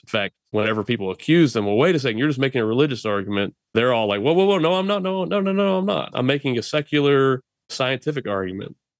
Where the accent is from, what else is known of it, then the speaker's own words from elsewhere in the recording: Texas, United States; to work right here in my home state